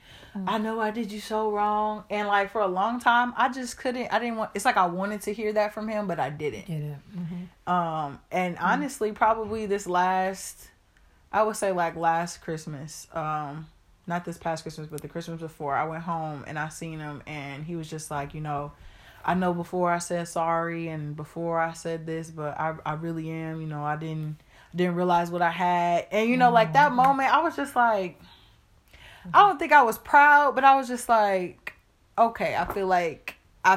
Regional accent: Illinois, United States; I'm from Illinois

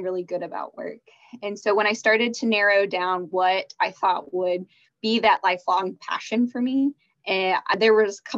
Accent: Dallas, Texas, United States; also born or lived in Arkansas; I grew up in the Dallas area

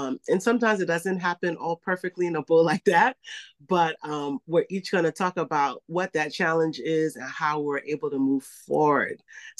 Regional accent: Liberia; now in United States; And I got into the business because when I moved to the States from Liberia, I just saw a lot of negative perceptions and stereotypes about what it meant to be African, West African, and I didn't like it.

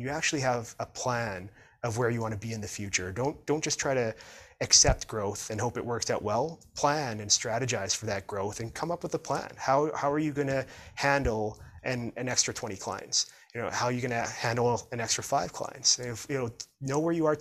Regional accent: Prince George, British Columbia, Canada; my hometown of Prince George

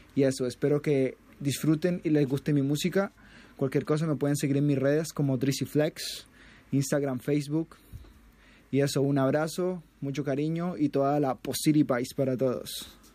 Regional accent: Colombia; now in Chile; Soy colombiano, vivo hace 10 años acá en Chile

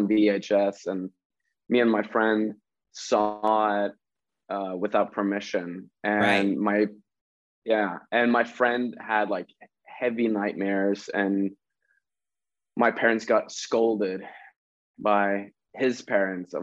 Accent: Sarpsborg, Østfold, Norway; Norway. So like an hour outside of Oslo in a smaller town.

